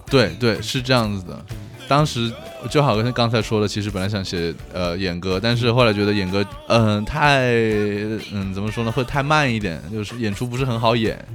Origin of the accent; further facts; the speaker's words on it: Hunan, China; moved away as an adult; also born or lived in Japan; 我是湖南人嘛